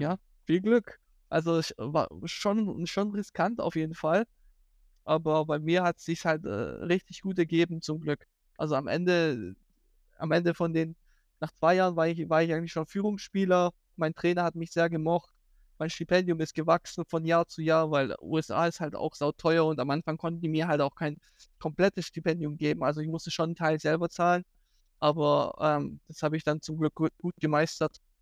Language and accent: German; near Stuttgart, Baden-Württemberg, Germany; also born or lived in Poland / Hawaii, United States; ich bin eigentlich ursprünglich aus Polen. Äh, ich bin mit fünf aus Polen nach Deutschland gekommen und seitdem eigentlich ähm, lebe ich hier bei Stuttgart